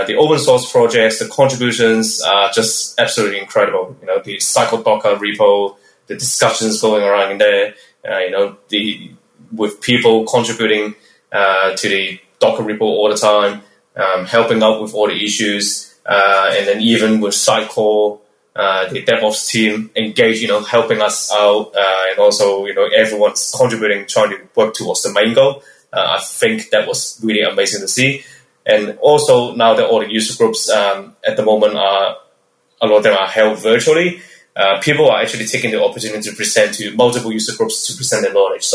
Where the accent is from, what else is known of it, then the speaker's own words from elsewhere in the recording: Melbourne, Victoria, Australia; I'm from Melbourne, Australia